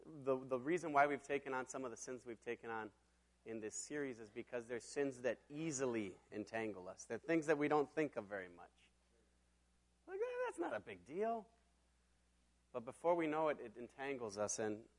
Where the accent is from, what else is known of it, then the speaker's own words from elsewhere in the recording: Mexico; now in Minneapolis, United States; And I grew up in Mexico, and I got to go back to Mexico a little bit over a week ago.